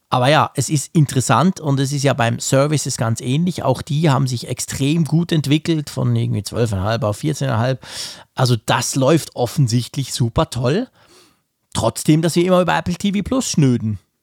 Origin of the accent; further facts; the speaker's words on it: Switzerland; ich als Schweizer